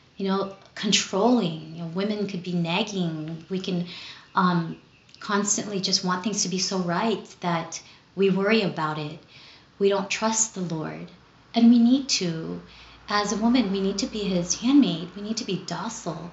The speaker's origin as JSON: {"language": "English", "town": "Los Angeles", "region": "California", "country": "United States", "tie": "born or raised there", "also_born_or_lived": "Philippines", "said": "I grew up here in Southern California. I was born in the Philippines and came here to Los Angeles when I was seven. So, I was essentially raised here in the City of the Angels"}